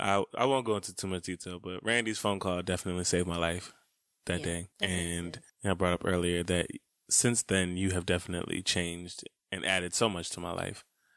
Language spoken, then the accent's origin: English; Atlanta, Georgia, United States; Because we're from Atlanta. And growing up down here